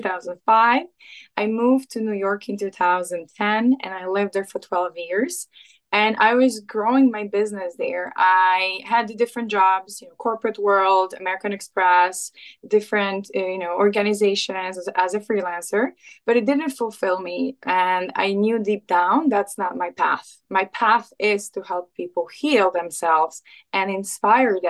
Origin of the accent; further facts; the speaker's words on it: Poland; moved away as an adult; also born or lived in England; now in United States; I'm Polish. I was born and raised in Poland. I left my home country when I was like around 20